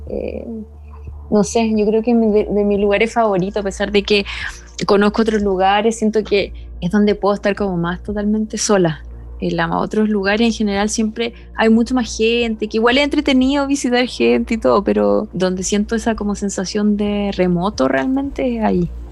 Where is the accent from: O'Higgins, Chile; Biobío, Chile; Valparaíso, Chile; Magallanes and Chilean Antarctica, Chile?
Magallanes and Chilean Antarctica, Chile; Punta Arenas; moved away as an adult; also born or lived in central zone, Chile; soy de Punta Arena